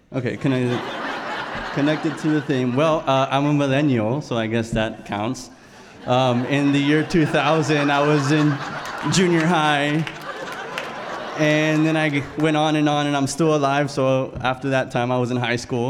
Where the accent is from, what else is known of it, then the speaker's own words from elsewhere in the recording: South Texas, United States; moved away; I'm from South Texas. Um, was born about 20 minutes from Mexico, and in a lifestyle where we went hunting and fishing and um, grew up on the ranch